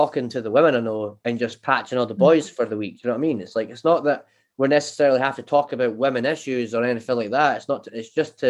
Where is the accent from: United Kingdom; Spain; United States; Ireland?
United Kingdom; Scotland; I'm Scottish.